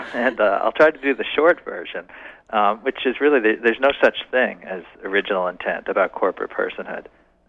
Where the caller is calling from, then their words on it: Concord, Massachusetts, United States; I'm in Concord, Massachusetts today.